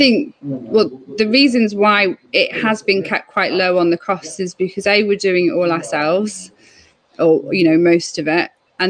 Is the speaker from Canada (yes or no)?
no; England, United Kingdom; I'm English.